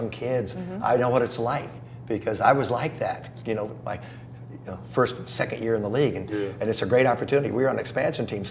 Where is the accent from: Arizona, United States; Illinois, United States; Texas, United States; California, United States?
California, United States; Southern; also born or lived in South Carolina / Georgia; I grew up in Southern California